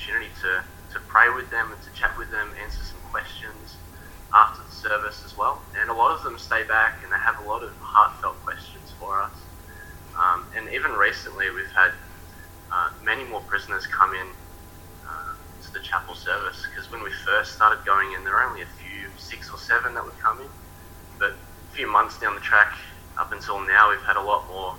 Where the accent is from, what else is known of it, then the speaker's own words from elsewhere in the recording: Melbourne, Victoria, Australia; moved away as an adult; now in Sorell, Australia; I'm originally from Melbourne